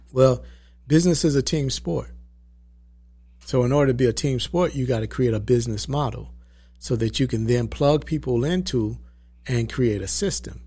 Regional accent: Valdosta, Georgia, United States; now in Atlanta, United States; I was born in South Georgia. I was born in Valdosta. Uh, moved to Atlanta when I was about fourteen years old

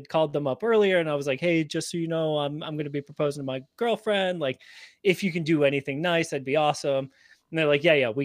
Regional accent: Massachusetts, United States; we're from Massachusetts

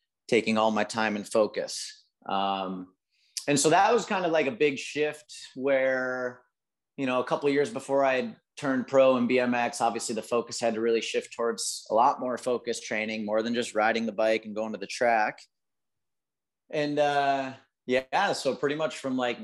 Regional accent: Lansing, Michigan, United States; I grew up in Michigan, kind of Lansing area.

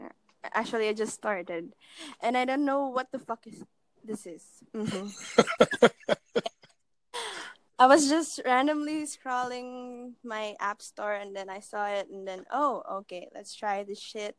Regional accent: Philippines; I'm from the Philippines.

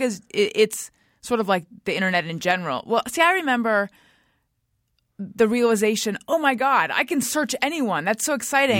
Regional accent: California, United States; moved away as an adult; also born or lived in New York; I'm from here originally, but I was in New York

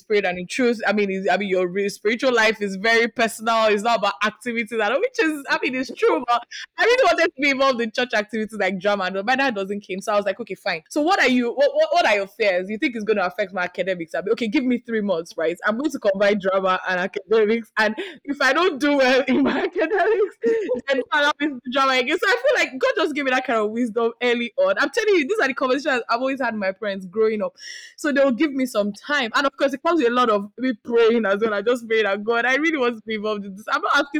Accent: Nigeria; as a Nigerian daughter

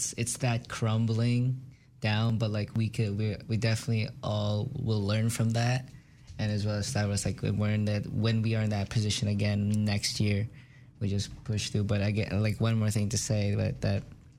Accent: Quebec, Canada; moved away; Quebec, where I'm from

